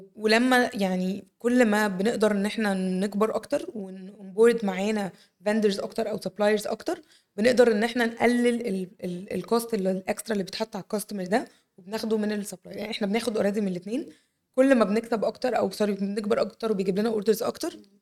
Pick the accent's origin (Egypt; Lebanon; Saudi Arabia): Egypt; عندنا في مصر